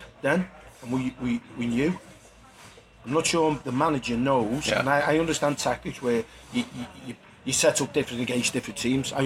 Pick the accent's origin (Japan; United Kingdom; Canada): United Kingdom; Huyton, North West England; I was brought up from Highton. I played for Highton Boys